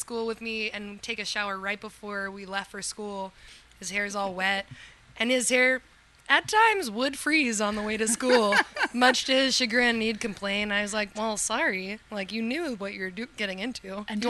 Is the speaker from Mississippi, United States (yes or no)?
no; Western Virginia, United States; moved away; I grew up in Virginia, on a farm, winery, and vineyard out in the mountains. Well, in between the mountains of the Blue Ridge and Appalachian Mountains, Western Virginia. My family has a winery and vineyard there